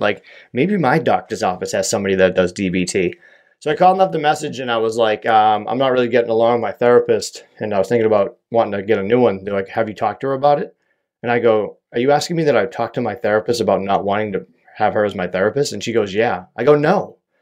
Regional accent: Boston, Massachusetts, United States; accent: Boston; my Boston accent

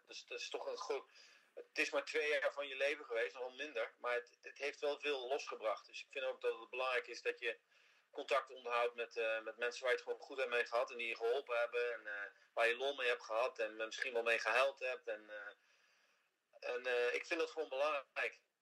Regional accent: Netherlands; moved away as an adult; now in Miami Beach, United States; Hollanders opgegroeid zijn met veel Engels.

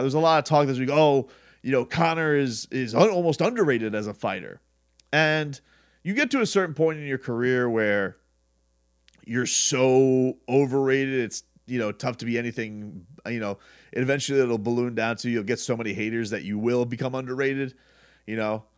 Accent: Deerfield Beach, Florida, United States; Deerfield Beach got a little bit of a shout out, my hometown

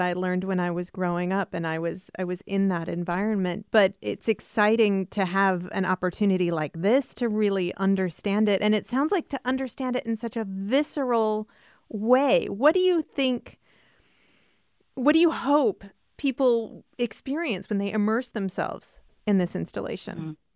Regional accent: Cedar Falls, Iowa, United States; I grew up in Cedar Falls, Iowa

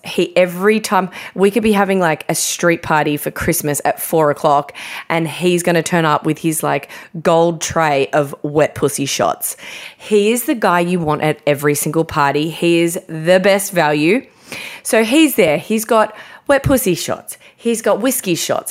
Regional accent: Australia; I'm half Australian, half English, mainly just Australian.

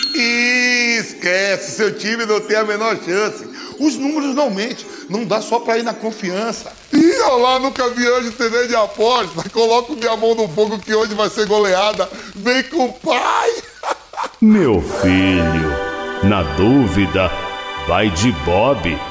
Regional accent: Bahia, Brazil; eu sou baiano

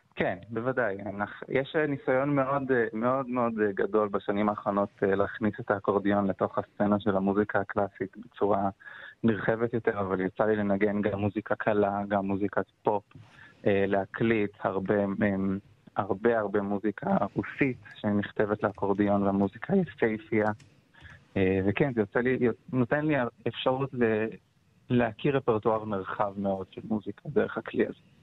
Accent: Beersheba, Southern District, Israel; moved away as an adult; also born or lived in Tel Aviv; אני גדלתי uh, בקונסרבטוריון בבאר שבע

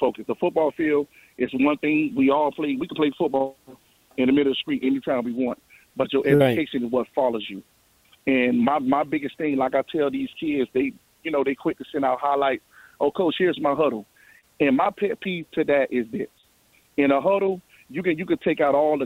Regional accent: Miami, Florida, United States; I grew up in Miami

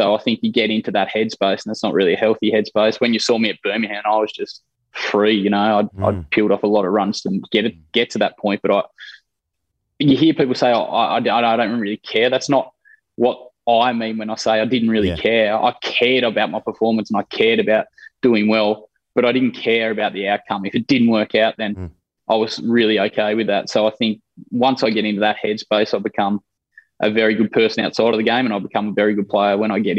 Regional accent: Australia; I think is how we've dealt with it in the past as an Australian public.

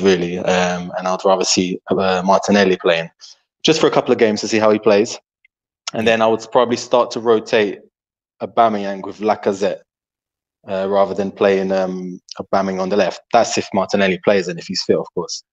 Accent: London, United Kingdom; moved away as an adult; now in Algarve, Portugal; I was born in the UK, in London, and raised in the UK as well

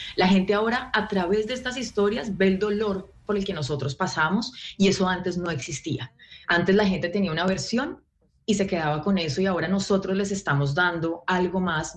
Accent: Colombia; moved away as an adult; now in Los Angeles, United States; soy la única colombiana en ese set representando al país

